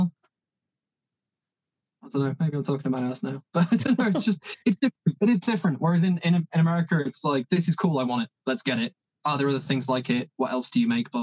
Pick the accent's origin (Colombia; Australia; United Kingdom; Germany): United Kingdom; Leeds, Yorkshire and the Humber; moved away; Leeds is my hometown